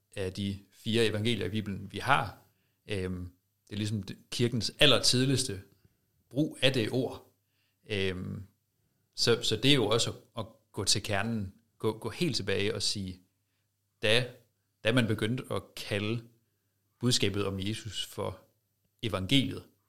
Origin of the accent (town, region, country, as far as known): Denmark